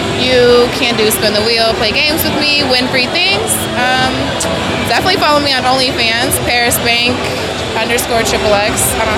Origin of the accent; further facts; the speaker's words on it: California, United States; also born or lived in Philadelphia / Florida; I was like halfway raised in Philly, grew up there type of thing, but I'm actually from California and slightly raised in Florida.